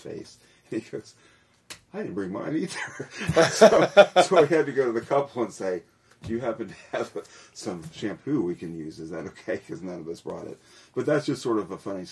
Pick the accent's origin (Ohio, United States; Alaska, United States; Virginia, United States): Ohio, United States; Milford; moved away as an adult; also born or lived in Morristown / Hamilton, Ohio; now in Tennessee, United States; their house in Milford that they bought when I was in second grade. We moved from Morristown into Milford, Ohio